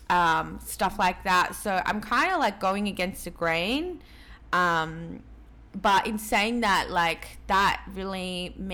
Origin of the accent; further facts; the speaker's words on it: Peru; obviously I'm Latin American. I'm from Peru.